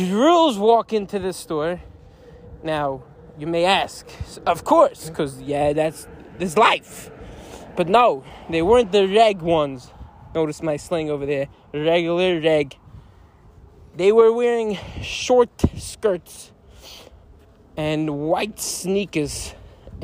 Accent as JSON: {"language": "English", "town": "Lakewood", "region": "New Jersey", "country": "United States", "tie": "born or raised there", "said": "I'm currently not in my hometown of Lakewood"}